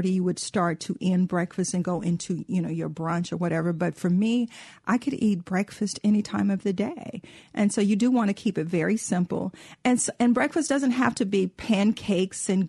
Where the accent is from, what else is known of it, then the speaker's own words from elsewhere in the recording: Mississippi, United States; being a Southerner, and especially being, you know, from Mississippi